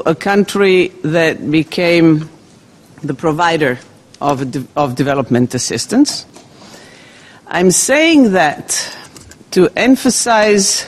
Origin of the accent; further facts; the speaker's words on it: Croatia; I come from Croatia, a country in southeastern part of Europe.